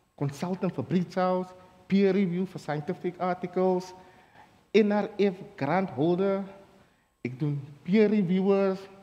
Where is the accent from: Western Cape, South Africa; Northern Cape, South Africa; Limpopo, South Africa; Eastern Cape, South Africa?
Western Cape, South Africa; Lantana; ek is van Lantana.